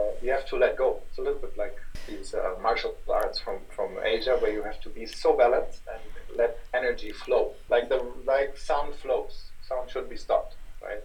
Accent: Hamburg, Germany; moved away; also born or lived in Karlsruhe; I'm from Hamburg.

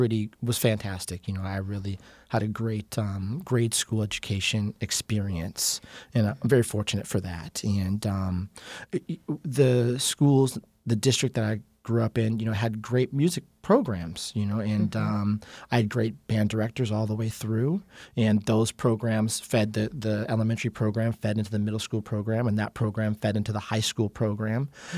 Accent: Phoenix, Arizona, United States; also born or lived in California; I was born in Northern California, but I consider Phoenix my home because we moved here when I was such a young child.

